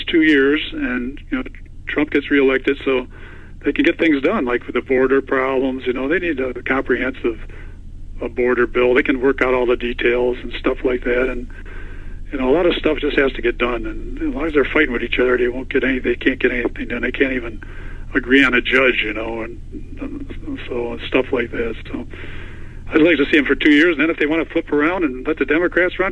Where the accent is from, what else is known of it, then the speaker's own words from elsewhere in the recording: Cleveland, Ohio, United States; I had a great life growing up in Cleveland